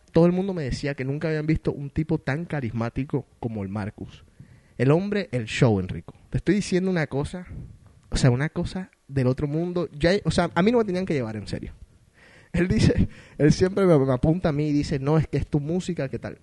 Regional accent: Colombia; now in Boston, United States; yo que soy colombiano

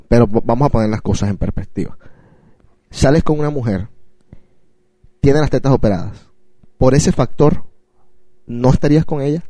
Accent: Colombia; Yo soy de Colombia.

